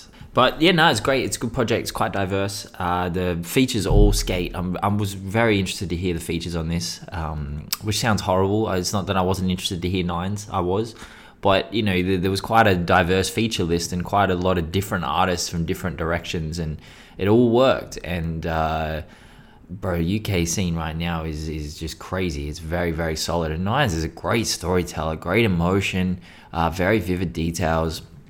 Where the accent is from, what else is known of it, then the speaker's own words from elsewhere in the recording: Australia; Well, except for our indigenous population, who are actually the true Australians. I mean, we're just British colonisers, to be honest. We're not really Australian.